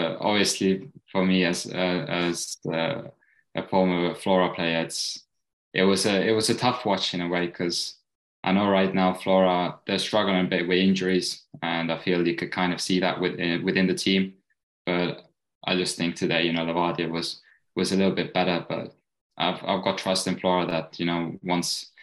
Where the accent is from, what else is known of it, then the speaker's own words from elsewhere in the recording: England, United Kingdom; also born or lived in Estonia; now in Ireland; I was brought up in England